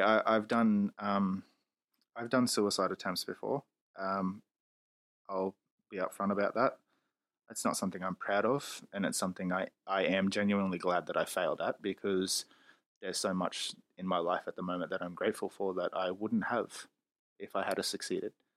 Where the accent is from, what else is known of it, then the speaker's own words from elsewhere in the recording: Australia; I'm a loudmouth Australian